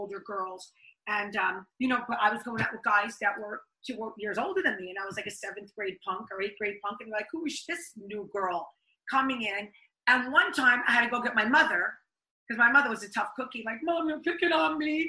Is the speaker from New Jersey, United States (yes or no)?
yes; Elmwood Park, New Jersey, United States; I am from Elmwood Park, New Jersey